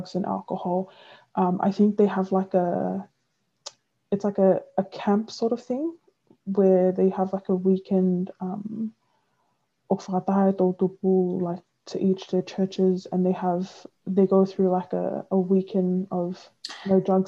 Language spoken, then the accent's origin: English; Tonga; moved away; growing up in Tonga is that we were very protected